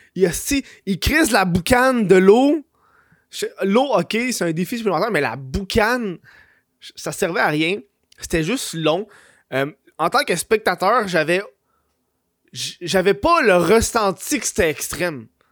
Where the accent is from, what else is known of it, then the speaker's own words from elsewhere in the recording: Quebec, Canada; je suis une honte pour le Québec